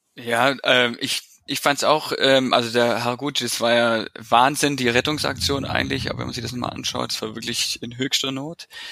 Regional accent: Stuttgart area, Baden-Württemberg, Germany; also born or lived in Bremen; now in Stuttgart, Germany; komme äh, aus dem Umland von Stuttgart, aus dem Speckgürtel, äh, wohne jetzt seit sechs Jahren wirklich richtig in Stuttgart

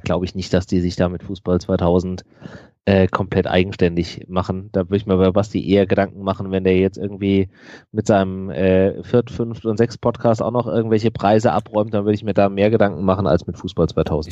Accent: Frankfurt, Hesse, Germany; Ich bin gebürtiger Frankfurter, ich äh, bin da in der Nähe aufgewachsen

